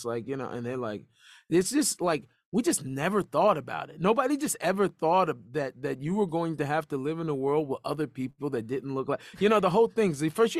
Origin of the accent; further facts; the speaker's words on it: United States; I grew up in a Jewish neighborhood, I grew up